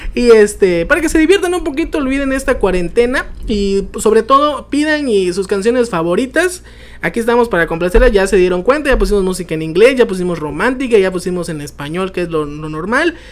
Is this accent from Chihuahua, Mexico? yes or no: no; Chiapas, Mexico; los chapanecos, si somos fanáticos al pozol